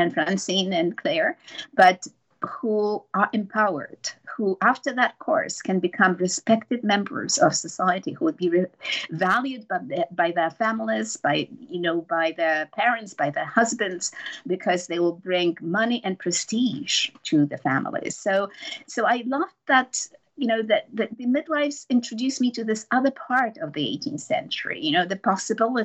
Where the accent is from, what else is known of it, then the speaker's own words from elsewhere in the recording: Poland; I grew up in Poland.